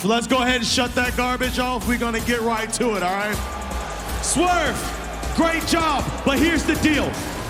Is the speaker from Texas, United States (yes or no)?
no; New Orleans, Louisiana, United States; So next week in New Orleans on Dynamite in my hometown, we're gonna go ahead and get a tag match.